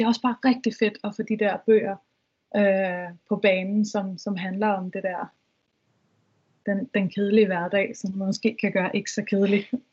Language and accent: Danish; Vestegnen, Capital Region of Denmark, Denmark; nu er jeg fra Vest, Vestegn